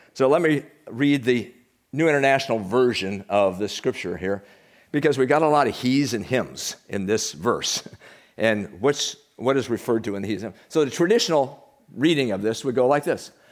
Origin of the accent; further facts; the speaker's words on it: United States; We're from the United States